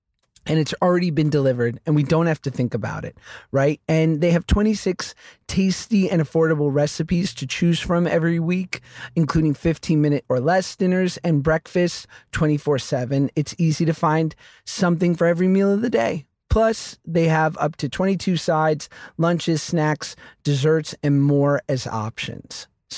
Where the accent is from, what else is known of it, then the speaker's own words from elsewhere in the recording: New York, United States; We're two Jews from New York.